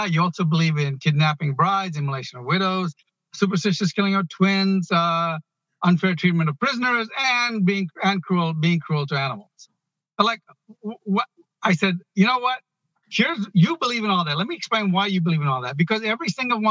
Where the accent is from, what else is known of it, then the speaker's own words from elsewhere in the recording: Ghana; now in United States; I was born in Ghana. I came here. It took me 12 years